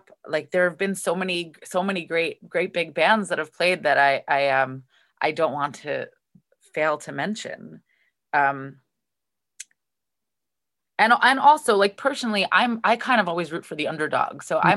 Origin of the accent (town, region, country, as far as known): Kingston, New York, United States; born or raised there